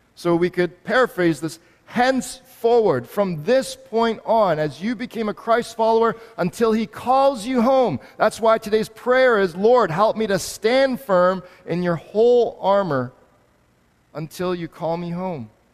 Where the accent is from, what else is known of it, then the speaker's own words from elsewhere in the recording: Canada; me as a Canadian